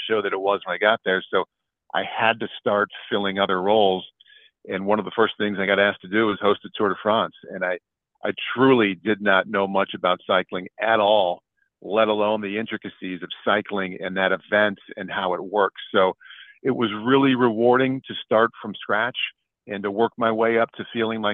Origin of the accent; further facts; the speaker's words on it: Iowa City, Iowa, United States; moved away as an adult; also born or lived in Philadelphia area / Los Angeles; growing up in Iowa City and, you know, going to all the games and sneaking into Kinnick Stadium when I was a kid